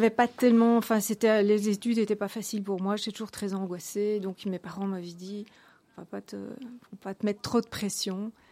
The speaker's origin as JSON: {"language": "French", "town": "Ixelles", "region": "Brussels-Capital Region", "country": "Belgium", "tie": "born there", "said": "Oui, je suis né à Bruxelles, je suis né à, Ixelles. Et bon, voilà, j'ai en fait habité jusqu'à mes trois ans chaussée de Gand, donc là où se trouvait la société."}